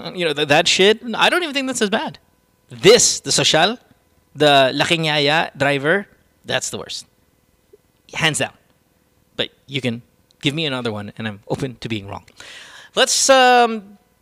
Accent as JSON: {"language": "English", "country": "India", "said": "the Indian accent, you know, I'm Indian."}